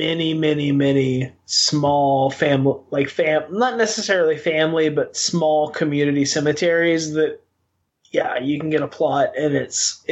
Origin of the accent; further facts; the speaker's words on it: Western Arkansas, United States; I grew up in Western Arkansas